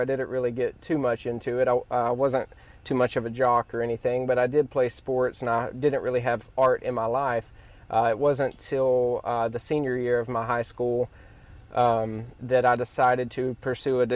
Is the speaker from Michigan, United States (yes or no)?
no; Ellisville, Mississippi, United States; I grew up in Ellisville, Mississippi.